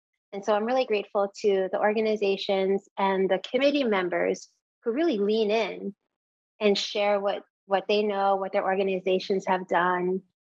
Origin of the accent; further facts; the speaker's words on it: New York, United States; moved away as an adult; now in Hawaii, United States; I was born and raised in New York, and I moved over to Hawaii about a decade ago.